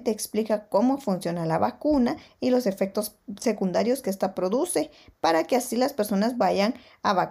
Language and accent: Spanish; Guatemala; aquí en mi país.